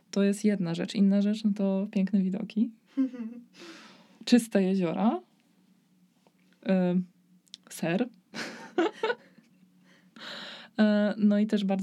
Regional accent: Poland; przez to, że pochodzę z Polski, to będzie mi trudniej znaleźć pracę oraz e, że e, moja edukacja jest mniej warta przez to, że pochodzę z Polski

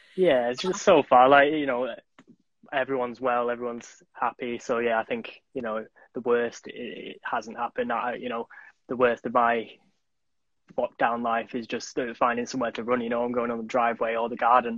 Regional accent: Manchester, North West England, United Kingdom; I'm from Manchester

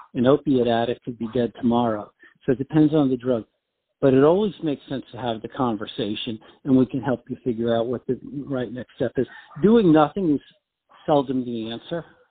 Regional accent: New York, United States; moved away as an adult; also born or lived in Washington, D.C.; now in South Florida, United States; But I'm from New York

